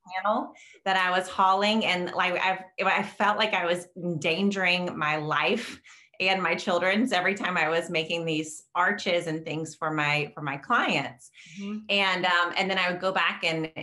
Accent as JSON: {"language": "English", "region": "the South", "country": "United States", "tie": "born or raised there", "moved": "as an adult", "lives_now": "Chicago suburbs, Illinois, United States", "said": "I am a Southern gardener. That's where I grew up. I grew up in the South"}